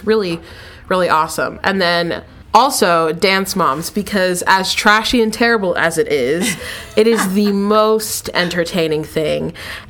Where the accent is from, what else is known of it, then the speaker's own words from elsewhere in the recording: New Jersey, United States; now in Florida, United States; Well, I am 20. I grew up in New Jersey, but I now live in Florida.